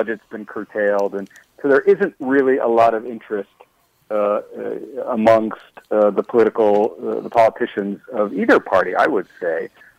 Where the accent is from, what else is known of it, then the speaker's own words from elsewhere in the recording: New York City, New York, United States; I did. I grew up in New York City, so...